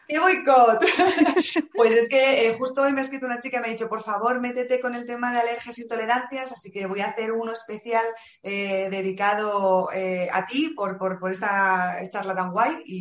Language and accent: Spanish; Valladolid, Castile and León, Spain; Y que soy de Valladolid.